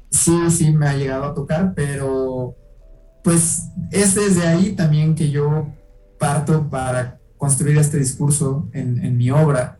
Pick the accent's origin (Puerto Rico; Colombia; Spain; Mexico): Mexico; Mexico City; yo soy de la Ciudad de México